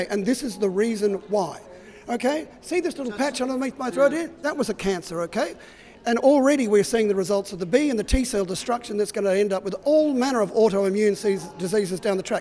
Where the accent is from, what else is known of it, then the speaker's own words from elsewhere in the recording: Indonesia; I come from Indonesia.